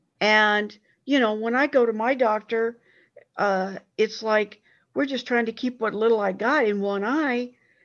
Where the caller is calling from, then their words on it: Fresno, California, United States; I'm calling from Fresno.